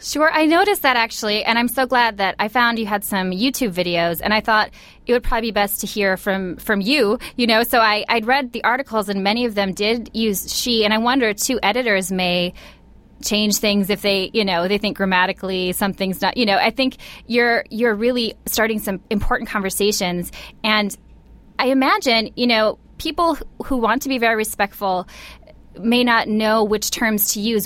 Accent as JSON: {"language": "English", "region": "Midwest", "country": "United States", "tie": "born or raised there", "said": "I grew up in the Midwest as well"}